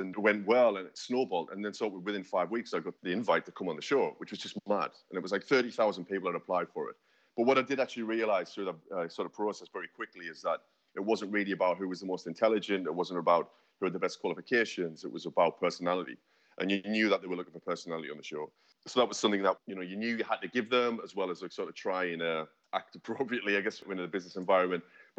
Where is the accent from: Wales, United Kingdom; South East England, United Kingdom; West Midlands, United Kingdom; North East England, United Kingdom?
North East England, United Kingdom; now in London, United Kingdom; Like I say, I moved down from the Northeast. I've been down here for sort of 10 years now. It's the most incredible city.